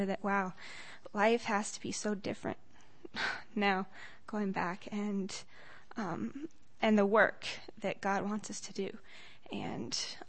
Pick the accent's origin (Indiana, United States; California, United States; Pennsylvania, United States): California, United States; Loma Linda; I'm from Loma Linda.